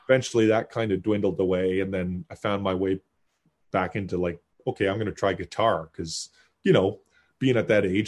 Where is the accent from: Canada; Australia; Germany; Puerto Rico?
Canada; Kitchener, Ontario; I was born in Kitchener